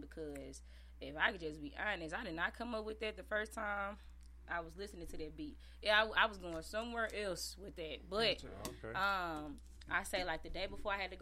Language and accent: English; East St. Louis, Illinois, United States; accent: a little country; I'm born and raised in East St. Louis